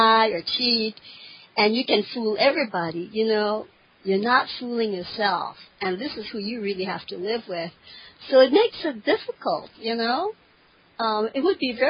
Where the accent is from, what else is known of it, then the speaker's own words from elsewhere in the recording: Hawaii, United States; I'm from Hawaii, and my grandparents are from the East, so I was a third generation American, but my grandparents did come from Okinawa.